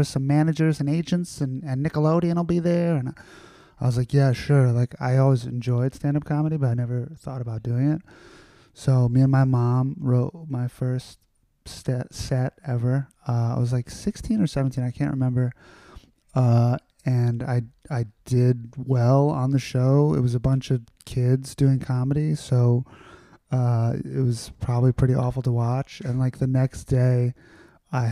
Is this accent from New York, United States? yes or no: yes; New York City, New York, United States; I grew up in Astoria, Queens.